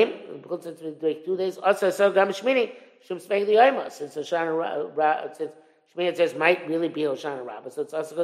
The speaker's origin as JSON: {"language": "English", "country": "Israel", "tie": "born or raised there", "said": "I was growing up in Israel"}